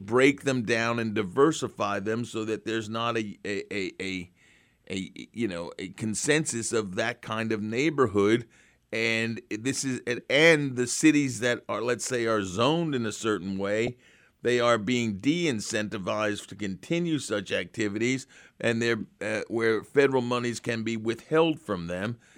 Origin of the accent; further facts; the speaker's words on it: United States; I'm an American